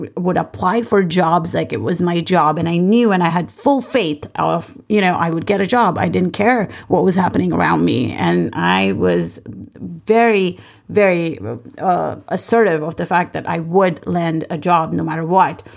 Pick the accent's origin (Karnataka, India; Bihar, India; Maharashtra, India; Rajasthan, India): Maharashtra, India; Mumbai; moved away as an adult; also born or lived in North Dakota / Manhattan, New York; I grew up in Bombay.